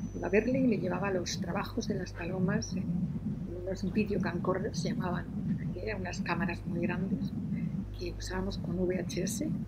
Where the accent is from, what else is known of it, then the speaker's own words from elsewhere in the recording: Madrid, Community of Madrid, Spain; moved away as an adult; also born or lived in Granada; now in Almería, Spain; yo soy madrileña hice la carrera en la Complutense